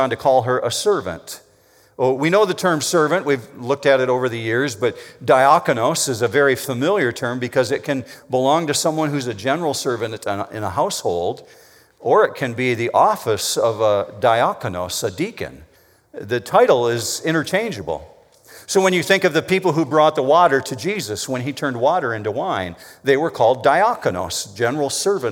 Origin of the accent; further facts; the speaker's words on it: Whitehall, Michigan, United States; I grew up in Whitehall, Michigan. It's over on the coastline. It's a little harbor town